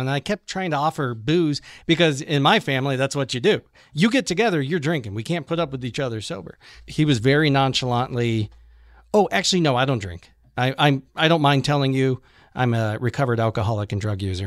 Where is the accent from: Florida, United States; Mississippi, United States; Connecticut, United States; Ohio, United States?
Ohio, United States; Cuyahoga Falls; I grew up in Cuyahoga Falls, which is right next door to Akron